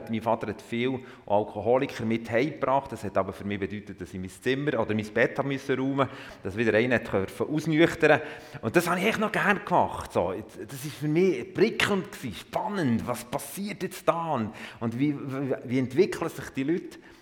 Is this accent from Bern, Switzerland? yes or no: yes; Emmental, Bern, Switzerland; also born or lived in Thun; Ich bin im Emmental aufgewachsen